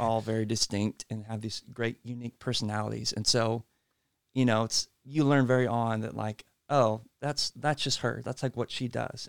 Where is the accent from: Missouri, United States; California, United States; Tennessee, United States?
Tennessee, United States; Franklin; also born or lived in Uganda; I grew up in Franklin. Both grew up, like, here in Middle Tennessee